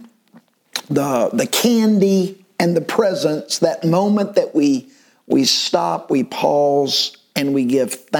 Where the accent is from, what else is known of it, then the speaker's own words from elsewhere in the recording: United States; as an American